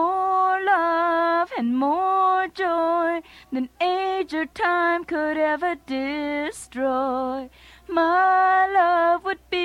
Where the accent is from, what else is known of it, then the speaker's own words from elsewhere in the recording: Uruapan, Michoacán, Mexico; moved away; I was born in Uruapan, Michoacán